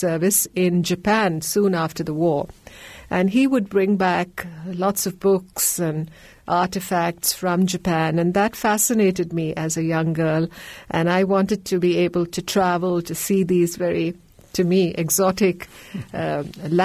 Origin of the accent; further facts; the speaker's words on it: India; first language Malayalam; English is a second language; also born or lived in Kerala; I was born and bred in India. I hail from the southern Indian state of Kerala.